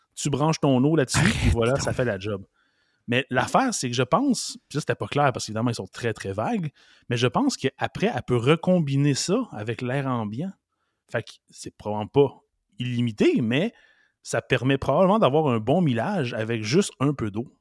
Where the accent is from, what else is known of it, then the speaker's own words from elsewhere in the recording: Montreal, Quebec, Canada; je suis né à Montréal, Verdun